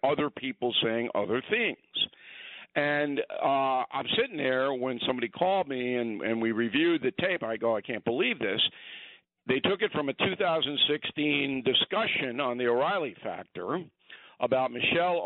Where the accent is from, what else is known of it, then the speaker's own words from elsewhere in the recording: Westbury, New York, United States; I was raised in Westbury, part of Levittown